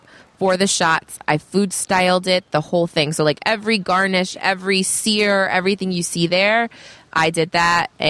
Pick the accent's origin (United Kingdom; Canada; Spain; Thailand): Canada; now in Northern California, United States; I'm Canadian born